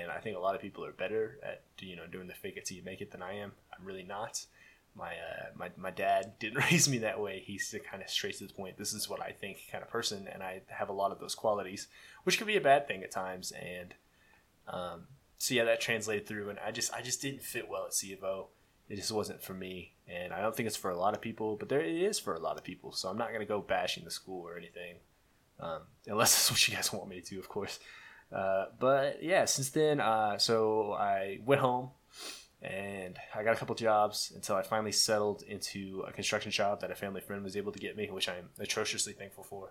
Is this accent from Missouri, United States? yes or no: yes; Butler, Missouri, United States; now in Belton, United States; I grew up in Missouri. So I moved from Butler to Belton.